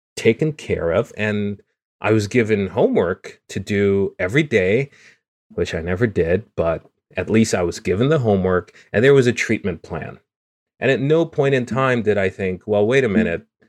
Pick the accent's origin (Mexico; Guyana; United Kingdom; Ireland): Guyana; moved away; the rainforest and me growing up in it. So In Guyana, growing up